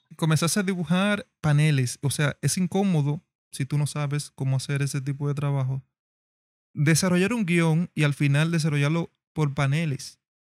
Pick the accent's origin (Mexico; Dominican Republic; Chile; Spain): Dominican Republic; dominicanos, tenemos un mexicano que es fan del dialecto de nosotros